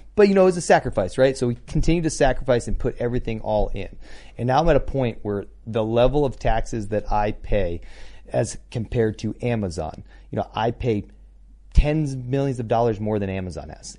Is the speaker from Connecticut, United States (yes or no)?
yes; Connecticut, United States; moved away; home state of Connecticut